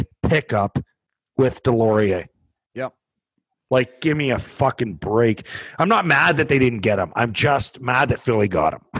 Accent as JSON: {"language": "English", "country": "Canada", "said": "I'm a Canadian kid"}